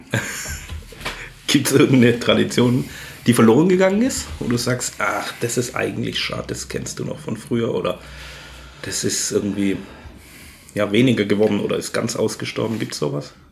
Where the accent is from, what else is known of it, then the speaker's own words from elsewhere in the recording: Ulm, Baden-Württemberg, Germany; also born or lived in Elztal; now in Waldkirch, Germany; ich bin ja Schwabe, komme noch aus dem protestantischen Ulm.